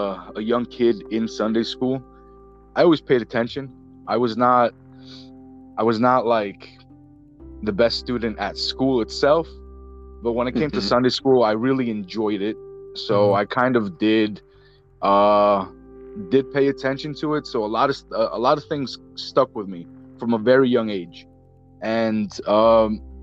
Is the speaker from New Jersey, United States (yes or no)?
yes; northeast New Jersey, United States; I'm from New Jersey. I'm in the northeast section of New Jersey, right by New York City. And I've been, I've been here my entire life